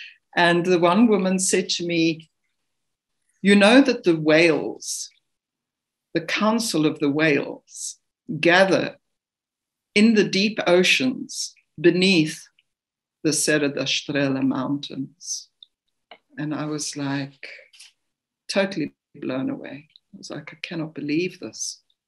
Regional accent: South Africa; I mean, I come from South Africa. I'm not a great swimmer. I'm not a strong swimmer.

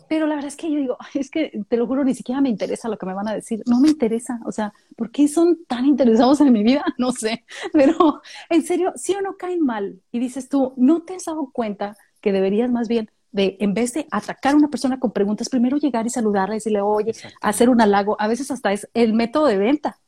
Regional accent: Mexico; now in Australia; soy mexicana australiana, ¿no? Porque ya con eso le, dices, le estoy diciendo, si soy de México, pero, también, soy de aquí

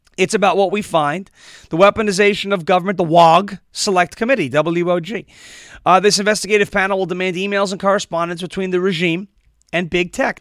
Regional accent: New York, United States; I'm from New York and I am Italian

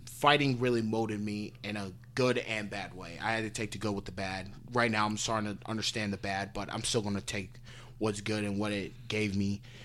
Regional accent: Parma, Ohio, United States; moved away; I grew up in a suburb called Parma.

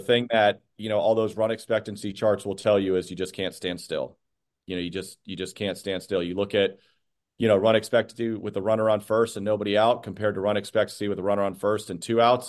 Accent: Phoenix, Arizona, United States; moved away as an adult; also born or lived in Scottsdale, Arizona; now in Boston, United States; was born and raised in Phoenix

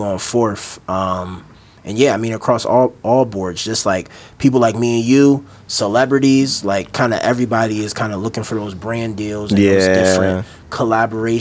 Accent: Maryland, United States; I'm from Maryland

